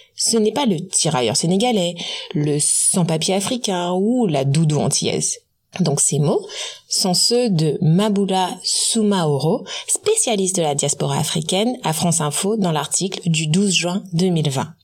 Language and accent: French; French Guiana